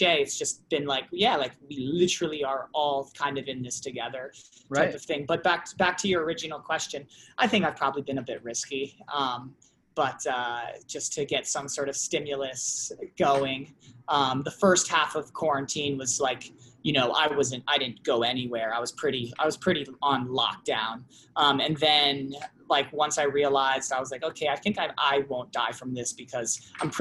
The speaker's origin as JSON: {"language": "English", "region": "New England", "country": "United States", "tie": "born or raised there", "also_born_or_lived": "Los Angeles, United States", "moved": "as an adult", "said": "I'm from New England, like initially"}